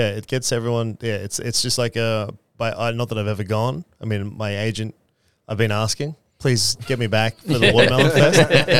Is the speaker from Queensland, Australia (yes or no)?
yes; Queensland, Australia; also born or lived in Chinchilla, Queensland / Currumbin Valley, Queensland; growing up in Queensland with a name like ….